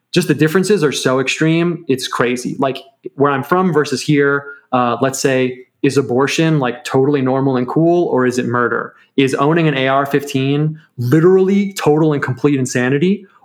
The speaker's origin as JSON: {"language": "English", "country": "United States", "said": "like being American, I mean, it, there's not like an ethnos, there's not like an eth- one ethnicity that binds the people together."}